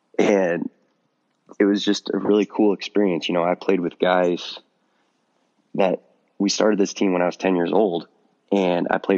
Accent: Miles City, Montana, United States; There's no high school baseball in Montana. And or I guess I should start with my town. It's 8,000 people

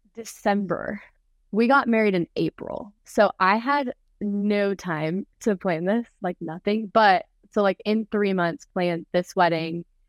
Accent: Texas, United States; ever since I have grown up in Texas

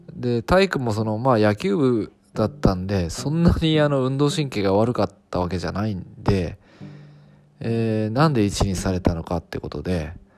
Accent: Fukuoka, Japan; 私地元は福岡なんですよね

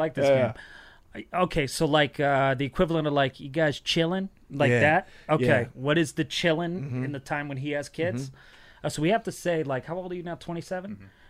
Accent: New England, United States; moved away as an adult; now in Los Angeles, United States; Where I grew up in New England

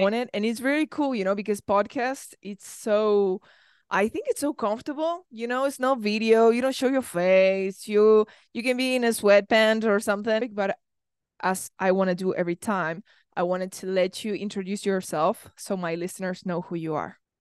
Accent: Argentina; I come from Argentina

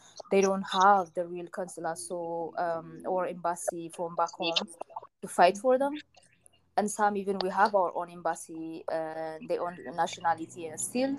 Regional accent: Yemen; moved away as an adult; now in Lebanon; So I came from Yemen to Lebanon.

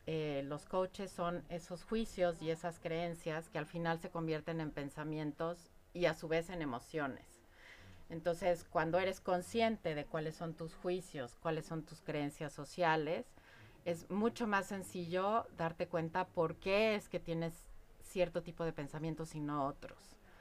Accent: Mexico; como mexicana, y ustedes lo conocen, tenemos creencias alrededor de la muerte y la festejamos

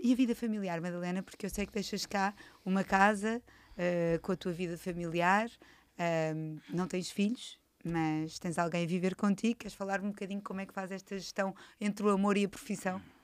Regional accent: Cascais, Lisbon, Portugal; Natural da minha terra, Cascais

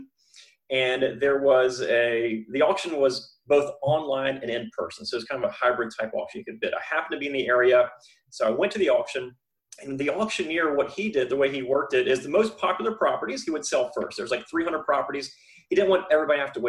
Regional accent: Florida, United States; I'm from Florida, born and raised here

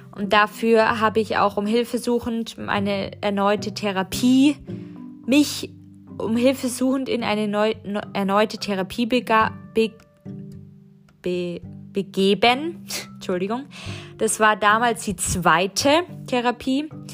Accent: Germany; als Westliche, als Deutsche

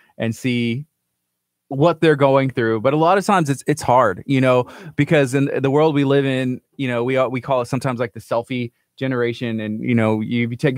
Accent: La Marque, Texas, United States; I grew up in Lamarck as well

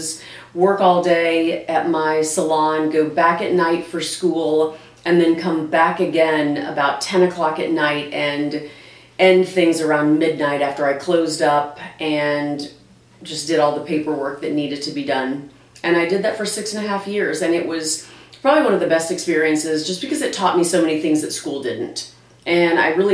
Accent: Branson, Missouri, United States; also born or lived in Ozark, Missouri; now in St. Louis, United States; I live in St. Louis, Missouri now, but I was born and raised in Branson, Missouri. I grew up and went to school at Ozark in Ozark, Missouri

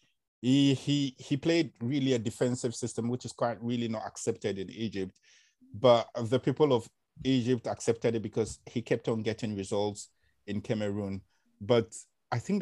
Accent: Accra, Greater Accra, Ghana; when I was growing up in Accra, Ghana

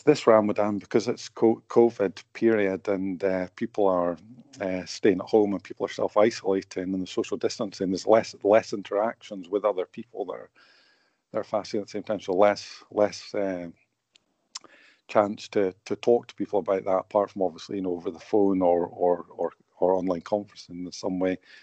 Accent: St Andrews, Scotland, United Kingdom; now in Bradford, United Kingdom; I grew up in Scotland, you know, and I live in Bradford

